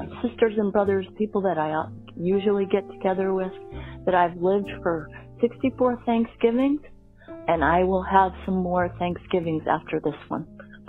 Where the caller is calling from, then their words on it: Connecticut, United States; I'm calling from Connecticut.